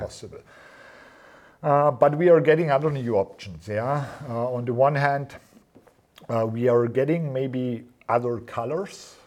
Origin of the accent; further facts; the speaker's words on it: near Schruns, Vorarlberg, Austria; we moved to Schruns, yeah, mm-hmm. because it's close to my hometown